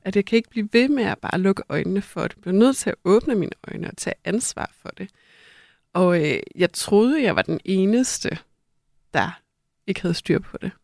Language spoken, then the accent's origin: Danish; North Jutland, North Denmark Region, Denmark; i Nordjylland, hvor jeg er vokset op